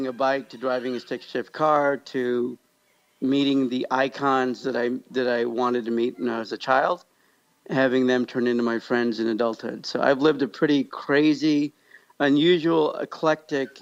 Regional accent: Kansas, United States; also born or lived in Pakistan; a barely 5'4", slightly disabled Pakistani guy that grew up in Kansas

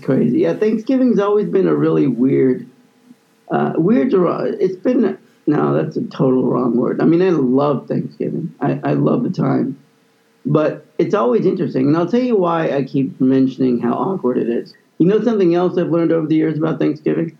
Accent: Kansas City, Missouri, United States; growing up in Kansas City

